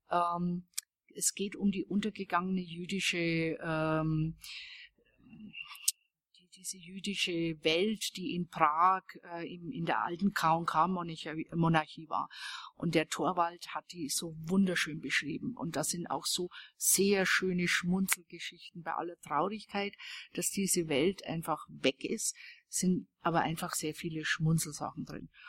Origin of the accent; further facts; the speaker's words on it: Weißenburg, Bavaria, Germany; Denn das ist in Franken eine der schönsten Gegenden Deutschlands. Es ist halt meine Heimatgegend. Und äh, das ist das fränkische Seenland. Weißenburg heißt die Stadt.